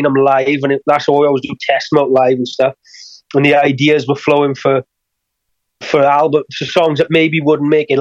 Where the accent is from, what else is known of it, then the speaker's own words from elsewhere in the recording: Wales, United Kingdom; I have to bring it across as a Welsh person